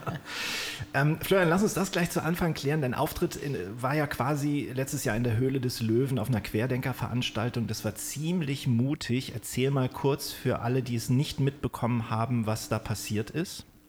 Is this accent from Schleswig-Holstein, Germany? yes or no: yes; Kiel, Schleswig-Holstein, Germany; moved away; also born or lived in Stuttgart; ich in Kiel. Ich habe aber zwölf Jahre in Stuttgart auch gelebt